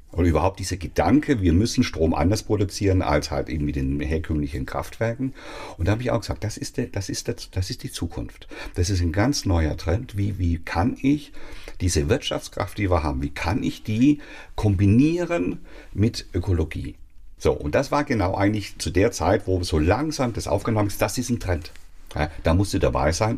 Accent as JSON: {"language": "German", "region": "Swabia", "country": "Germany", "said": "ich bin Schwabe"}